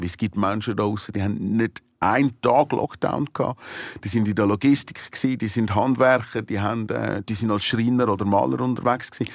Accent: Switzerland; als Volk, als Schweizer Volk

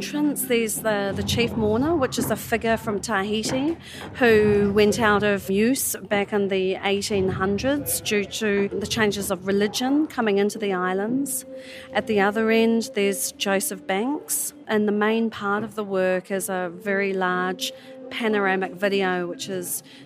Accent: New Zealand; I hail from New Zealand

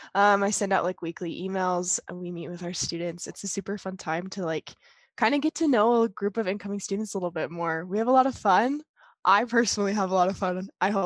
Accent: South Weber, Utah, United States; currently a junior at Utah State studying psychology, and I'm from South Weber, Utah.

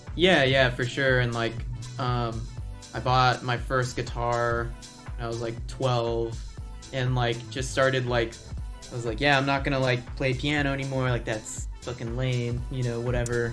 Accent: Laredo, Texas, United States; also born or lived in Austin, Texas; I grew up in this town called Laredo, Texas

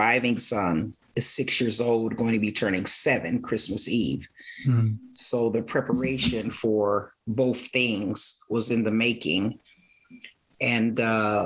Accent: Aurora, Colorado, United States; I grew up in Aurora

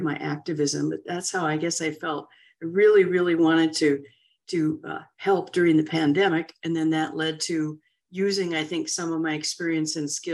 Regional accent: North Dakota, United States; my hometown was a population of about 7,000 people when I was growing up

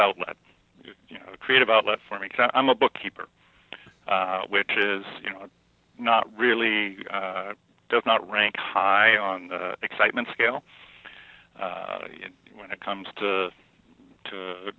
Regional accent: Canada; being Canadian

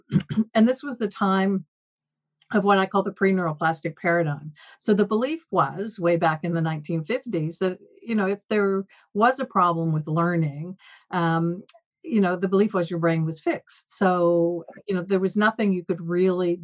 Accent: Peterborough, Ontario, Canada; also born or lived in Toronto; I was born in Toronto, but at age five moved to Peterborough, which was a smaller town

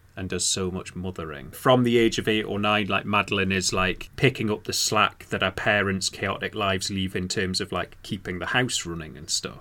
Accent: Newcastle upon Tyne, North East England, United Kingdom; I'm from Newcastle

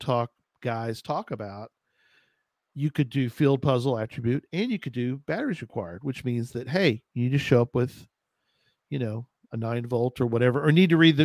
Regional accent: Texas, United States; I'm from Texas

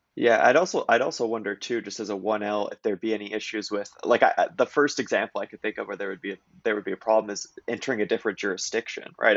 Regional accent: Kelowna, British Columbia, Canada; moved away; I was from Kelowna, BC

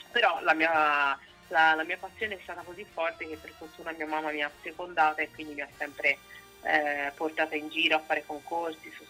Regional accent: Tuscany, Italy; now in Turin, Italy; Io sono toscana, ma abito in Piemonte da sei anni

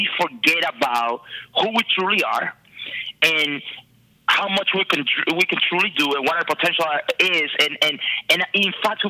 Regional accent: Dominican Republic; moved away; I am originally from the Dominican Republic

